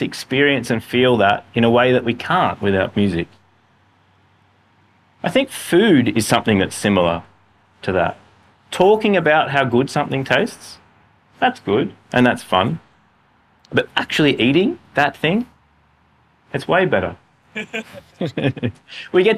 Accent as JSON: {"language": "English", "country": "Australia", "said": "as Australian Western guys"}